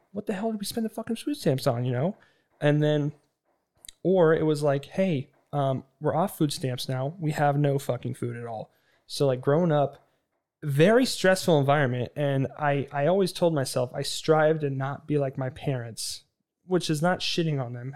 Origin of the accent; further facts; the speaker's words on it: Kootenai County, Idaho, United States; moved away; I'm from Kootenai County